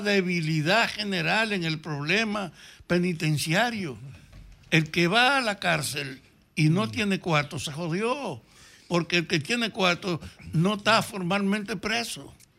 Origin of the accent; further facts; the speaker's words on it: Salcedo, Hermanas Mirabal, Dominican Republic; moved away; me llamaron de mi pueblo, de Salcedo